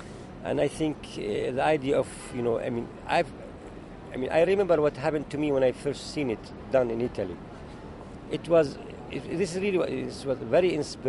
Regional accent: Jerusalem, Israel; also born or lived in Middle East; I was born in Jerusalem. And really, art gave me hope, gave me love, gave me what I was missing, you know, as I grew up in the middle of the chaos there, you know, in the Middle East.

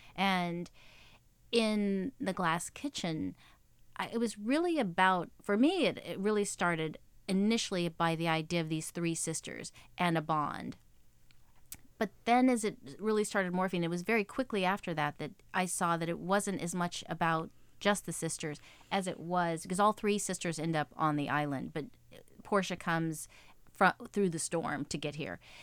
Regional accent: Texas, United States; moved away as an adult; now in New York, United States; I'm born and raised in Texas. My whole family's still there.

